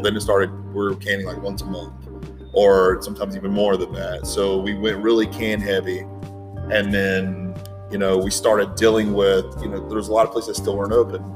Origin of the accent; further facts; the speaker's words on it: Charlotte, North Carolina, United States; I am from Charlotte